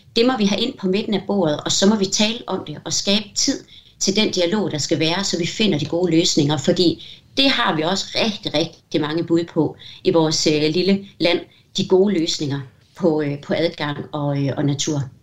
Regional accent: Denmark; vi er så mange danskere

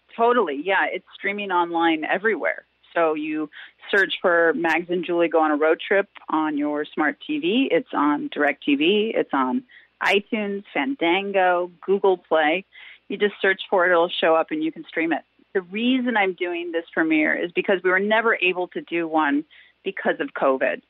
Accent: Wisconsin, United States; moved away as an adult; also born or lived in Los Angeles; I was born and raised in Wisconsin. I left when I was 18, went

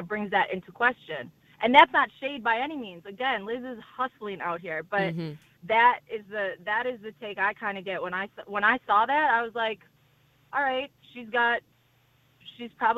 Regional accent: Chicago, Illinois, United States; I'm from Chicago

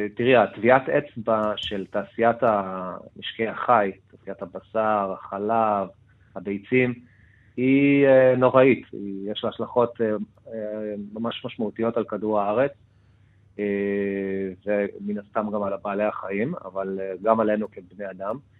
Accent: Argentina; now in Israel; בתור ארגנטינאי

